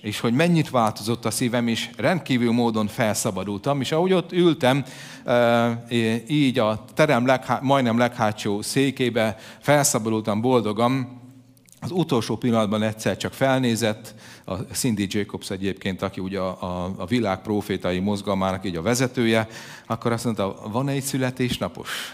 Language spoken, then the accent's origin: Hungarian; Hungary; mégiscsak magyarok vagyunk